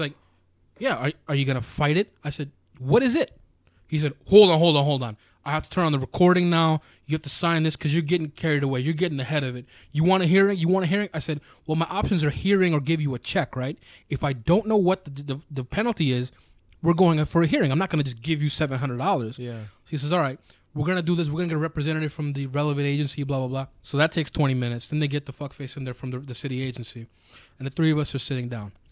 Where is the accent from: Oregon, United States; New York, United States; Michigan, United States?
New York, United States; New York City; I'm from New York and they're not.